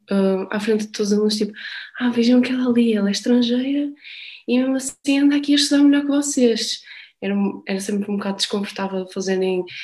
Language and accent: Portuguese; Portugal; Eu não, eh, sou portuguesa.